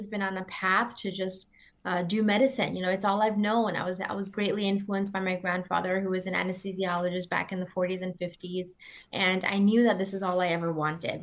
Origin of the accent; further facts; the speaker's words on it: New York City, New York, United States; moved away as an adult; now in Tampa, United States; We're all originally from New York City